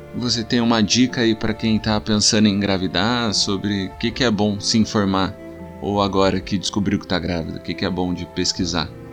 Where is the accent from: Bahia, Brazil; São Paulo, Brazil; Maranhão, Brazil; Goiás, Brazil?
São Paulo, Brazil; Taubaté; a gente é de Taubaté